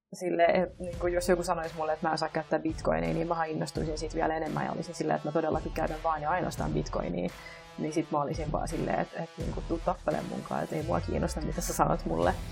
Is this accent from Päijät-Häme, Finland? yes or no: no; Vantaa, Uusimaa, Finland; mä tuun Vantaalta